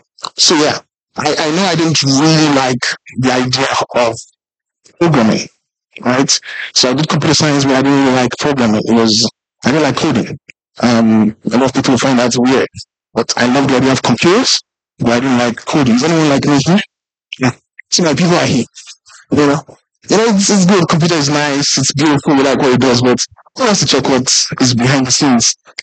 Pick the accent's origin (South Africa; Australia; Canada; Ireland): South Africa; So I grew up in South Africa a bit, and they would always call it as Julius, and I didn't like it, right?